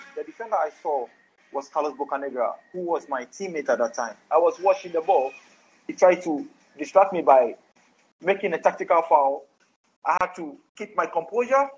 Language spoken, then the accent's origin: English; Accra, Greater Accra, Ghana; I was born. I was born in Accra. I born and bred in Accra. You know, so I always tell everybody I'm an Accra boy.